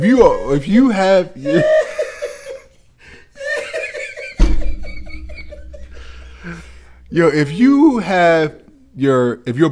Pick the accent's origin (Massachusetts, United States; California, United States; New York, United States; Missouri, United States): New York, United States; I'm from New York.